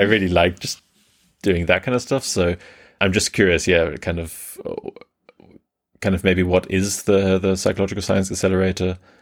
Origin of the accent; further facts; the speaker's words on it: Germany; also born or lived in England; I was born in England and grew up mainly in Germany